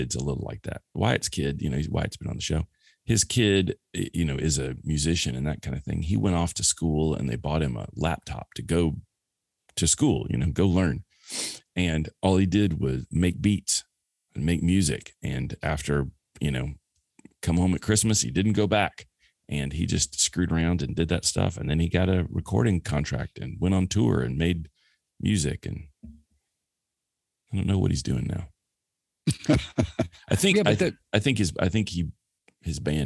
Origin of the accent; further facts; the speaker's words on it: the South, United States; moved away; growing up in the South in the early 70s